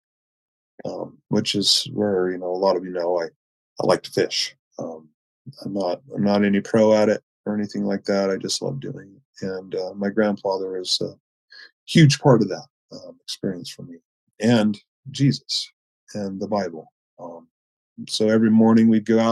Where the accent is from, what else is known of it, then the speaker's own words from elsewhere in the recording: Chico, California, United States; I grew up in Northern California, so Chico